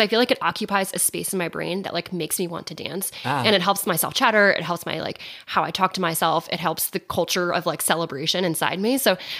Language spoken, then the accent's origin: English; Philadelphia, Pennsylvania, United States; moved away; I'm from Philadelphia.